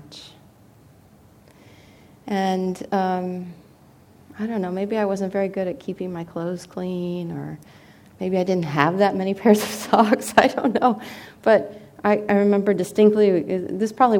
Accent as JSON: {"language": "English", "town": "Seattle", "region": "Washington", "country": "United States", "tie": "born or raised there", "moved": "yes", "said": "I'm from Seattle, Washington, initially, and pretty much all of my family that I'm close to is in that area"}